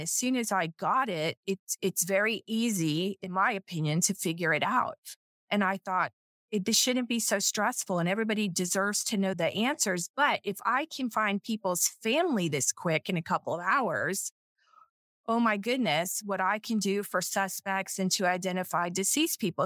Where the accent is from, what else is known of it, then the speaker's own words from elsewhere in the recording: South Florida, United States; I'm from South Florida